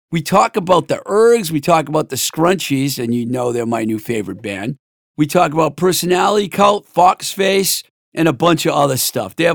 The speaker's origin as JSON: {"language": "English", "town": "Boston", "region": "Massachusetts", "country": "United States", "said": "she knows I'm from Boston"}